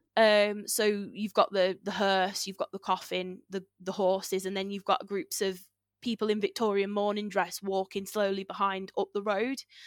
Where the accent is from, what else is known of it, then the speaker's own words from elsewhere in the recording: near the Wrekin, Shropshire, West Midlands, United Kingdom; I grew up near the Reeking and I grew up with the stories of, like, the Reeking Giant